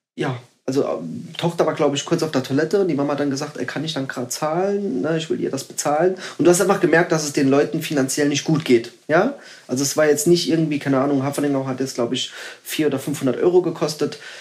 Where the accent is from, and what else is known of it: Saarbrücken, Saarland, Germany; born or raised there